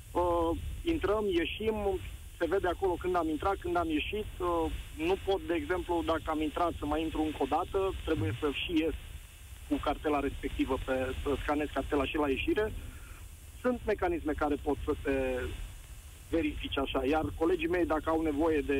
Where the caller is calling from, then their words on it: Cluj-Napoca, Cluj County, Romania; Salut, Nicu, sunt din Cluj.